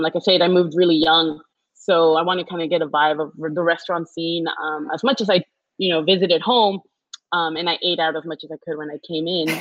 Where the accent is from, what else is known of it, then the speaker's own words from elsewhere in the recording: Houston, Texas, United States; I was born and raised in Houston